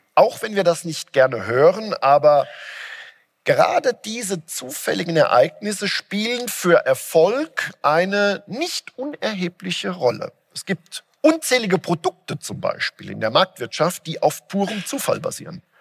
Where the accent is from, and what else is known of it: Germany